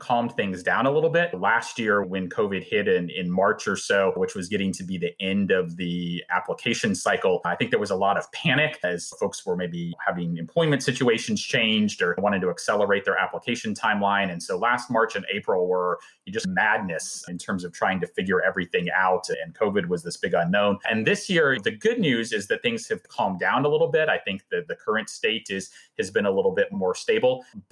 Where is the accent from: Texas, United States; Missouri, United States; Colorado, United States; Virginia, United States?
Virginia, United States; Arlington; moved away as an adult; also born or lived in Los Angeles; now in Nashville, United States; I'm originally from Arlington, Virginia, in the DC area, and then had lived in LA for about 8 years.